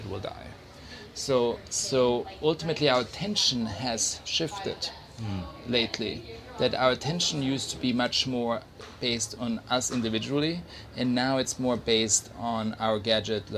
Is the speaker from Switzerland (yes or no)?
yes; Switzerland; I grew up in Switzerland in the mountains